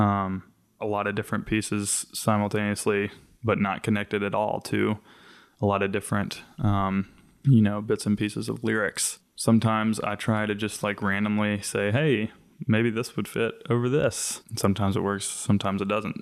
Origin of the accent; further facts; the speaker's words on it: the South, United States; growing up in the South as a, on, on the more progressive side